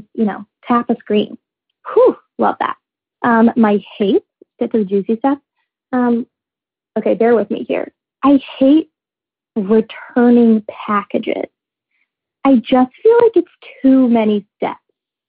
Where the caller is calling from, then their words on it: Baltimore, Maryland, United States; I'm calling you from Baltimore.